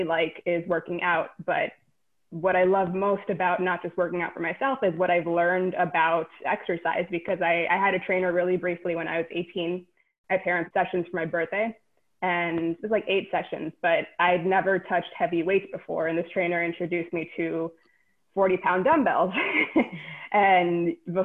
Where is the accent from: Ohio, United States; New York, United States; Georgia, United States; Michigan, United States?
New York, United States; New York City; I am a Queens native, born and raised in New York City.